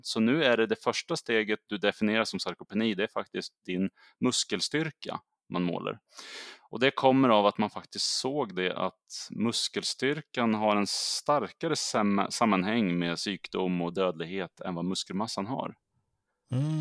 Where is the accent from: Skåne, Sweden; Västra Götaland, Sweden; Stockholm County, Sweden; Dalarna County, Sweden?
Stockholm County, Sweden; Södertälje; moved away as an adult; also born or lived in Umeå; jag kommer ju ursprungligen från Södertälje som ligger söder om Stockholm, men jag flyttade upp till Umeå när jag var 21 år gammal